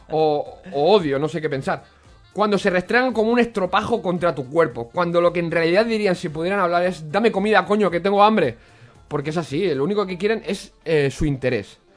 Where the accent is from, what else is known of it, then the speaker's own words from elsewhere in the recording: Rubí, Catalonia, Spain; En mi pueblo, en Rubí, el, el, alojamiento, el, oh, perdón, el ayuntamiento montó, atención, una carpa en la plaza de la iglesia